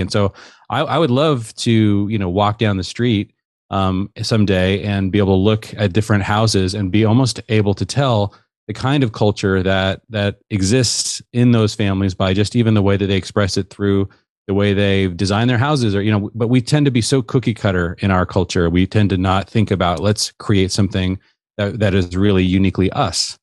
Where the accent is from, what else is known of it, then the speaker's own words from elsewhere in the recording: Seattle, Washington, United States; I grew up in the Seattle area.